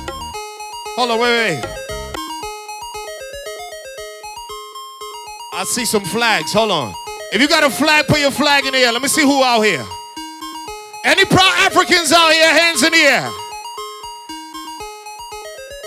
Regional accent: Trinidad & Tobago; I'm Trinidadian

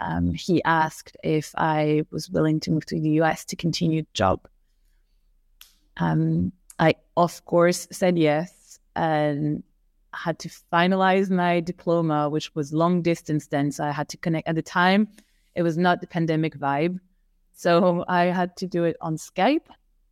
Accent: Paris, Île-de-France, France; moved away as an adult; also born or lived in New York; now in London, United Kingdom; I grew up in Paris.

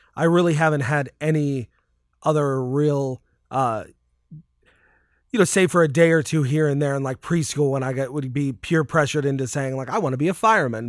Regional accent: Connecticut, United States; I grew up in Connecticut

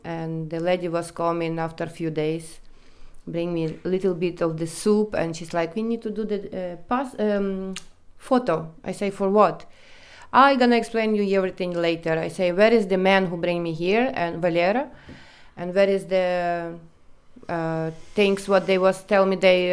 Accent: Ukraine; English is a second language; moved away as an adult; now in Netherlands; I come from Ukraine, but I'm not going to say exactly the place where I come from, but yeah, I come from Ukraine.

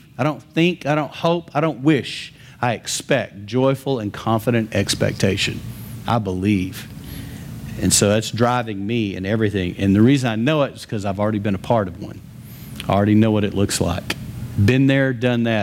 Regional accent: West Texas, United States; I'm from West Texas.

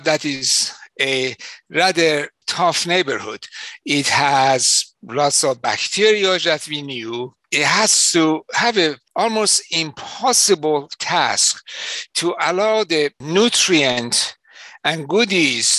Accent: Iran; moved away as an adult; also born or lived in London, England; now in Chicago, United States; my home country, Iran

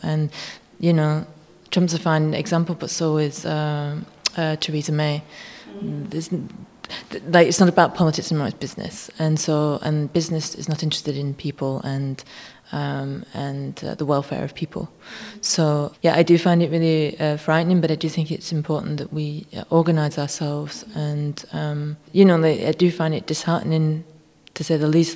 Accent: United Kingdom; now in Germany; start living back in the UK more if they let me, if they think I'm British enough

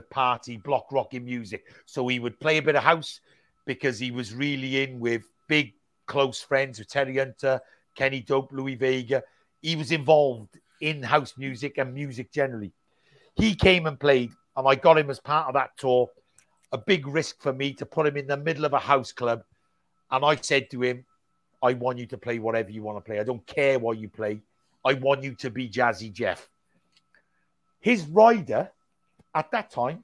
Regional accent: United Kingdom; as British promoters

